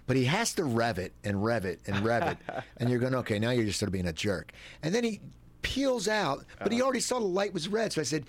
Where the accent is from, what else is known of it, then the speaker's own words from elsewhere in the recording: Cherry Hill, New Jersey, United States; moved away; I'm from Cherry Hill, and it's just weird because anytime you, if you grew up in New Jersey, even though Cherry Hill is a big city